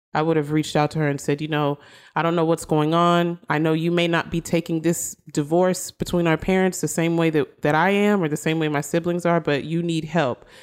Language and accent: English; Austin, Texas, United States; moved away; I'm originally from Austin.